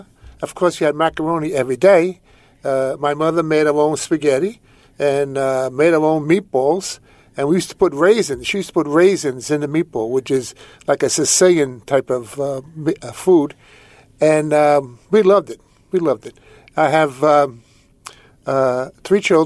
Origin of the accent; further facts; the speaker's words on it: New York City, New York, United States; I was born in Brooklyn.